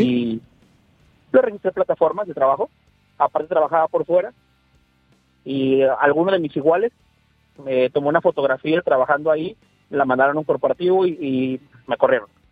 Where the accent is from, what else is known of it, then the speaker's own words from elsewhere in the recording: Tampico, Tamaulipas, Mexico; moved away as an adult; now in Monterrey, Mexico; yo soy de Tampico, pero estoy trabajando en Monterrey, Ya tengo seis años